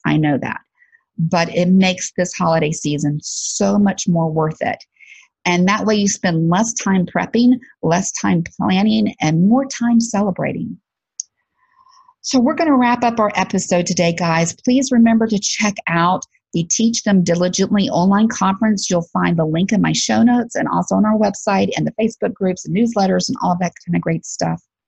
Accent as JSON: {"language": "English", "region": "Alabama", "country": "United States", "said": "I'm from Alabama."}